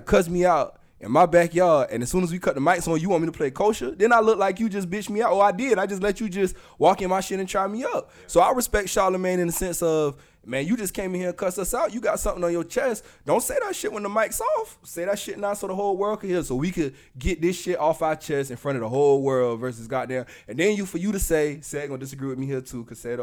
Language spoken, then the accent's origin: English; the South, United States; accent: Southern; I'm from the South, too. I got an accent, too